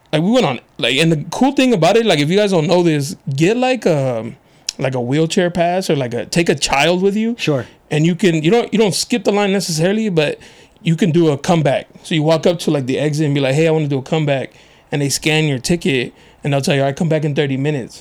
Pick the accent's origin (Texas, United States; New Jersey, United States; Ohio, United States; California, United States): California, United States; National City; I grew up in National City, but I went to schools out here.